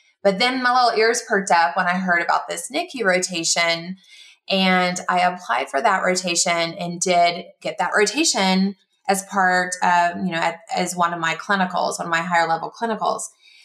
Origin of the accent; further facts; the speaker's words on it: Columbia, South Carolina, United States; moved away; also born or lived in Texas; I am from Texas. I actually grew up in Columbia, South Carolina